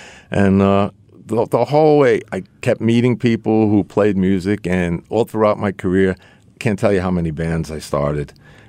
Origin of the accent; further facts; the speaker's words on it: New York City, New York, United States; I grew up in College Point, Queens.